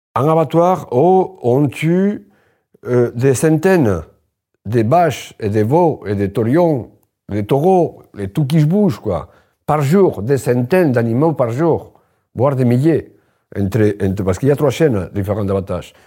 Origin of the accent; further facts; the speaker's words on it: Spain; French is a second language; moved away as an adult; now in Limoges, France; je suis espagnol, et moi, en Espagne, je le raconte dans le livre, euh, je, je, je, j'ai grandi à la campagne